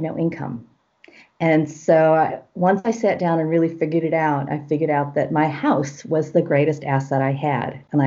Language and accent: English; United States; moved away as an adult; also born or lived in Los Angeles, United States; I'm originally from the United States.